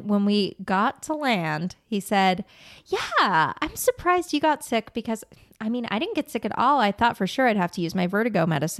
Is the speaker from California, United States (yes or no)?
yes; La Crescenta, California, United States; I grew up in La Crescenta, which is right near here.